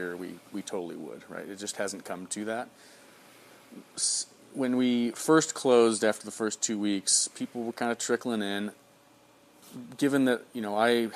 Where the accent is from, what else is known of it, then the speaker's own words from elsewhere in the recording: Chicago, Illinois, United States; now in Beaverton, United States; I'm from the Midwest, from Chicago.